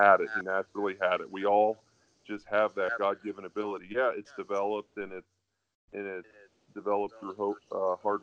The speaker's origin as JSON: {"language": "English", "region": "Pennsylvania", "country": "United States", "said": "I'm from Pennsylvania, obviously, but I play in LA now"}